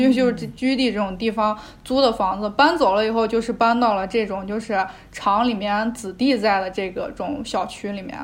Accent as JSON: {"language": "Chinese", "town": "Xi'an", "region": "Shaanxi", "country": "China", "tie": "born or raised there", "said": "我基本上从小到大都是在西安长大"}